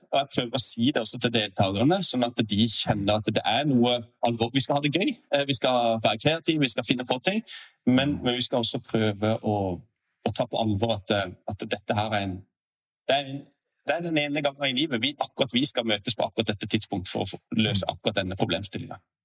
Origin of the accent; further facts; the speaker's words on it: Sørlandet, Norway; som en sørlending